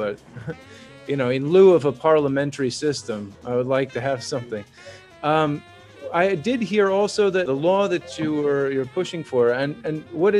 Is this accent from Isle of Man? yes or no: no; United States; as an American